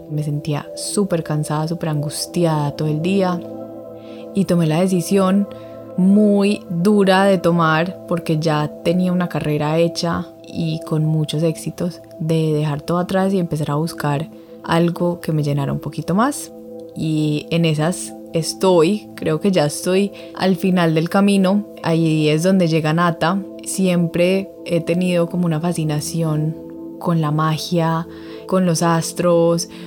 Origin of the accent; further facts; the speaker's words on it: Medellín, Antioquia, Colombia; born there; nací en Medellín, Colombia, una familia hermosa, dos papás muy trabajadores